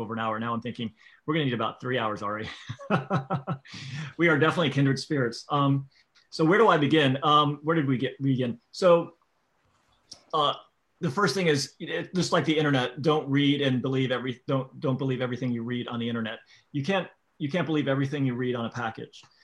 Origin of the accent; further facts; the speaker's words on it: Florida, United States; I grew up in Florida